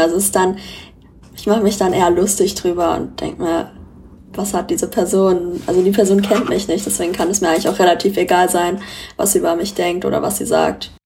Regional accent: Frankfurt, Hesse, Germany; ich wurde in Frankfurt geboren und bin auch hier aufgewachsen

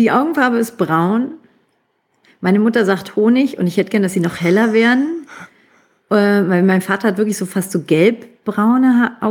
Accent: Stuttgart, Baden-Württemberg, Germany; born there; aber ich bin in Stuttgart geboren wo ungefähr die Hälfte aller Ausländer geboren sind in diesem Land, glaube ich.

